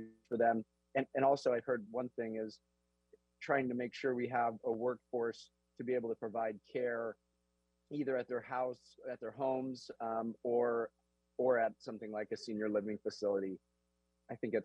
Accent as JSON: {"language": "English", "town": "Juneau", "region": "Alaska", "country": "United States", "tie": "born or raised there", "moved": "as an adult", "said": "Born and raised in Juneau, graduated JDHS, went outside for about 10 years, and then have been back for about 8 or 9."}